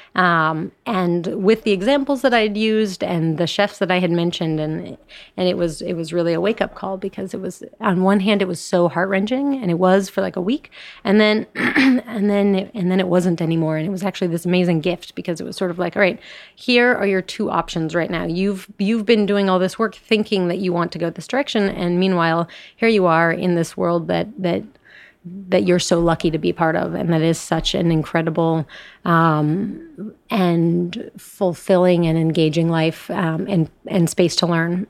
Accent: Colorado, United States; I'm from Colorado

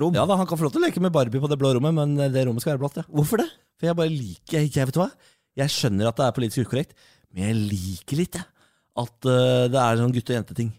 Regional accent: Moss, Østfold, Norway; Jeg er mossing, fatter'n er mossing

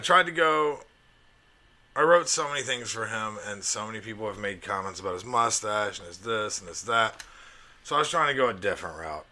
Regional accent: Alabama, United States; I grew up in Alabama

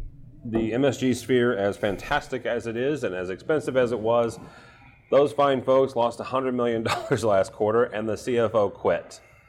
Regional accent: St. Louis, Missouri, United States; It's in our home, it's in St. Louis, my hometown.

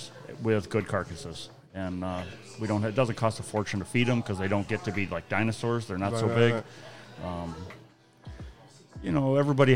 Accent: Western New York, United States; moved away as an adult; also born or lived in Dutchess County, New York; now in Millbrook, United States; I moved to Dutchess County from Western New York in 95 or 96

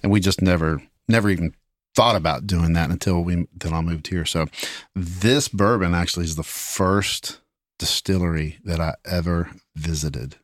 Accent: Kentucky, United States; growing up in Kentucky

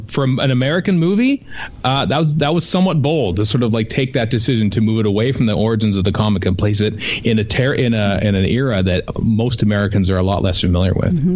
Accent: Canada; as a Canadian

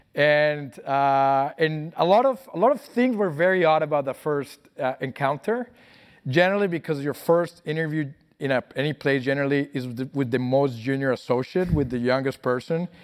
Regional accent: Colombia; moved away; also born or lived in Brazil; I grew up in Colombia.

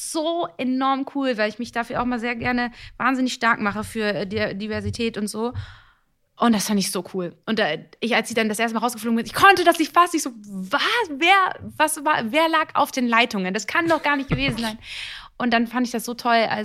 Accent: Italy; ich bin Italiener, wir machen, wir sind sehr körperlich.

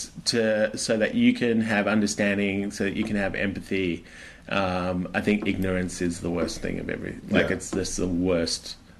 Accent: Australia; I'm an Aussie.

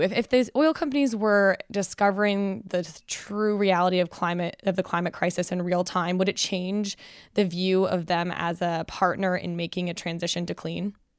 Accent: Canada; moved away; As a Canadian

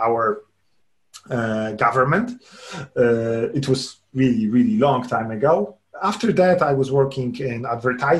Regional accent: Lublin, Lublin Voivodeship, Poland; moved away as an adult; now in Warsaw, Poland; I grew up in Poland, in Lublin

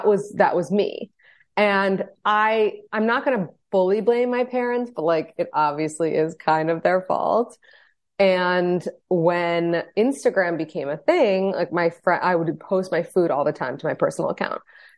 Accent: New York, United States; So just like a little background on me, I'm 32. I'm married from New York.

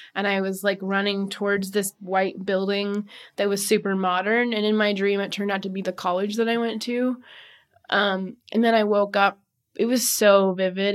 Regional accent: Seattle, Washington, United States; moved away as an adult; now in Portland, United States; moved to Portland from Seattle, that, which was my hometown

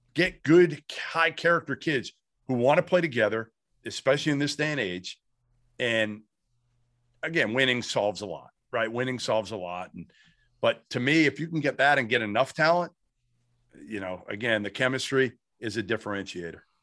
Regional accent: Boston, Massachusetts, United States; also born or lived in Arizona; I grew up in Boston

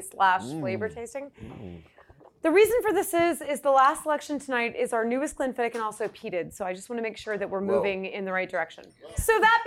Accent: Georgia, United States; my Southern heritage. So I'm from Georgia and I come from a bourbon tradition

